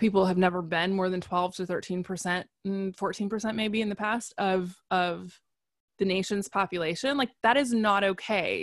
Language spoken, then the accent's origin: English; United States; I'm an American